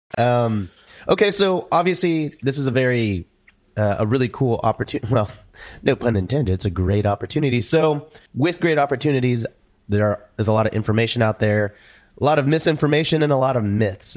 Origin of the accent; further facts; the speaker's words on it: Houston, Texas, United States; moved away as an adult; I grew up here